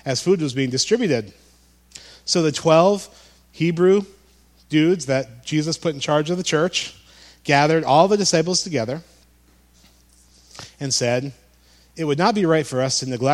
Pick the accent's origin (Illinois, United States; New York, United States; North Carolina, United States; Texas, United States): New York, United States; Amsterdam; also born or lived in Broadalbin, New York; Where I grew up in Amsterdam